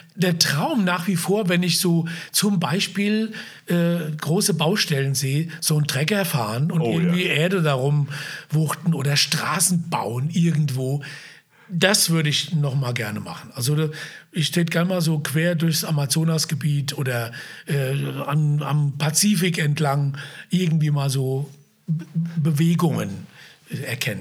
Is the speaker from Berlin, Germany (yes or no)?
no; Wiesbaden, Hesse, Germany; ich bin ja aufgewachsen in Biebrich